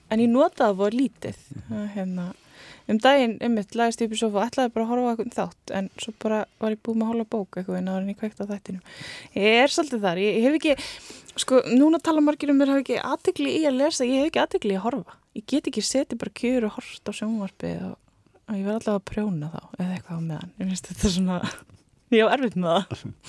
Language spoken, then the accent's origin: Icelandic; Hólar, Rangárvellir, Southern Region, Iceland; ég er frá Hólum og Rangólum sem er næst öfsti heklubærin